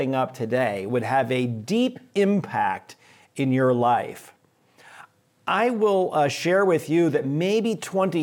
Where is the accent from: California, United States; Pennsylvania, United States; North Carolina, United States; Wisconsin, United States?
California, United States; San Francisco; moved away as an adult; now in Chicago, United States; I am from San Francisco originally. This is my home. I grew up just up the street from Reardon on Brentwood Avenue